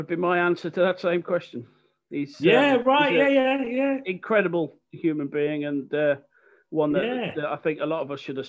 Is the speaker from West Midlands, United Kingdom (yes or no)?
yes; Birmingham, West Midlands, United Kingdom; accent: Brummy; my monotone Brummy accent